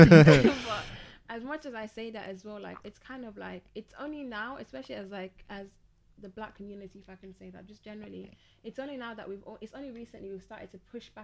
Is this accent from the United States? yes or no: no; Nigeria; now in England, United Kingdom; I grew up in Nigeria